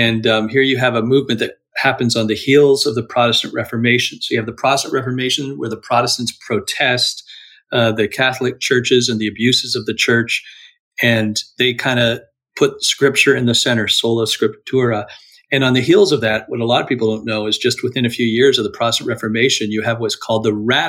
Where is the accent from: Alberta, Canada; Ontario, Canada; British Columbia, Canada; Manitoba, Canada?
Ontario, Canada; Toronto; I'm a Canadian in the Toronto, Ontario area